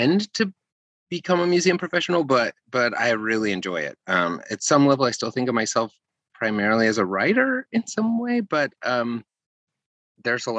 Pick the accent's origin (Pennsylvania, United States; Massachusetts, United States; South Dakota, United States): South Dakota, United States; I grew up in South Dakota